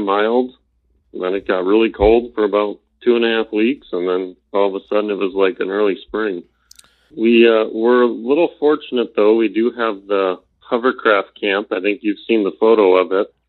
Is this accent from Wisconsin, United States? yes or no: yes; Kenosha, Wisconsin, United States; Where I grew up in Kenosha, which is on the other side of the state by Lake Michigan